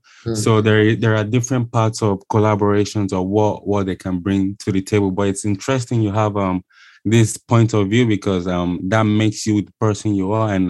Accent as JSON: {"language": "English", "region": "Lagos", "country": "Nigeria", "tie": "born or raised there", "also_born_or_lived": "Europe", "moved": "yes", "said": "I grew up in Lagos myself"}